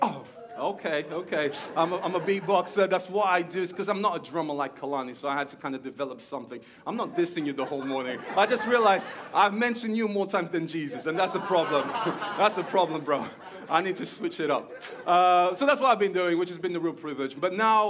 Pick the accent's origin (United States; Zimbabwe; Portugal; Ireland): Portugal; moved away as an adult; now in Stockport, United Kingdom; you can hear there's a little something in my accent, because there is that I am Portuguese. I was born in Portugal.